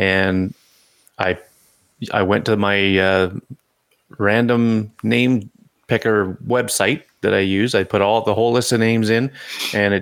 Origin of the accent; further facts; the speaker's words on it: Canada; I'm Canadian